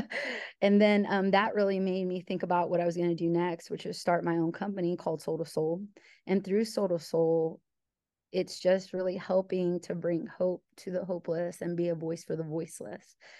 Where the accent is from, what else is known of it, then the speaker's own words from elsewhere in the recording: Illinois, United States; moved away; also born or lived in New York / Ohio; I'm originally from Illinois, so I'm a Midwesterner